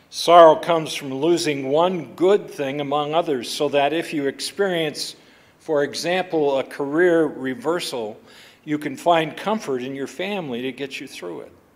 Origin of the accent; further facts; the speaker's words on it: Buffalo, Minnesota, United States; I grew up in the Buffalo, Minnesota Covenant Church